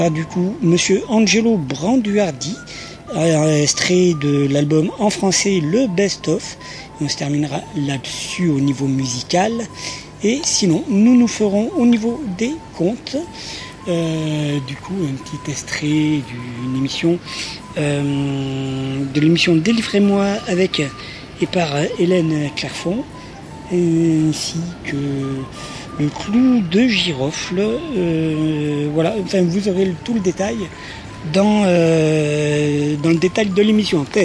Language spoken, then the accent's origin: French; Nouvelle-Aquitaine, France; j'ai grandi dans le Nord Gironde, donc entre Blaye et Saint-Émilion. Et je suis arrivé en Béarn il y a un peu plus d'un an maintenant